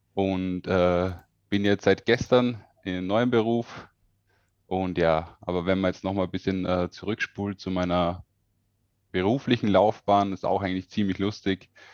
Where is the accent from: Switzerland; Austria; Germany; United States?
Austria; bin aus Österreich